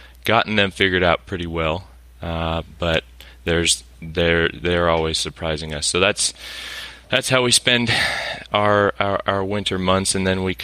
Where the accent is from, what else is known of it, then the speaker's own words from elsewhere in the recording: Missouri, United States; moved away as an adult; also born or lived in Nebraska; I was born and raised in Missouri